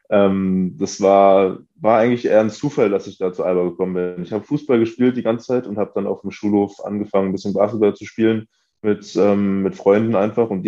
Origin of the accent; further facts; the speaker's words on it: Berlin, Germany; ich bin in Wilhelmsruh aufgewachsen. Das ist ähm, in Pankow, aber so ein bisschen, ähm, bisschen weiter draußen gelegen, würde ich sagen.